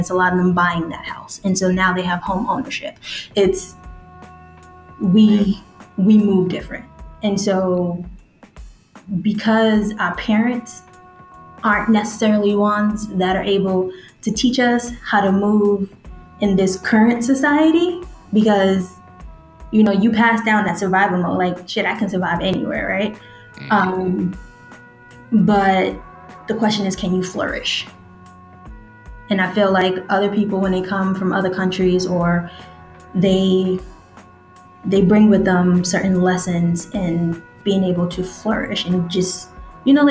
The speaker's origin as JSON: {"language": "English", "town": "New York City", "region": "New York", "country": "United States", "tie": "born or raised there", "said": "I grew up in Queens"}